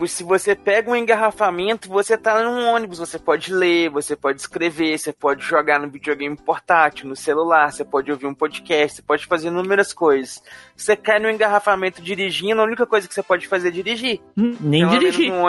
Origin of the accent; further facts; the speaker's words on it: Rio Grande do Sul, Brazil; Sou gaúcho e também não tomo chimarrão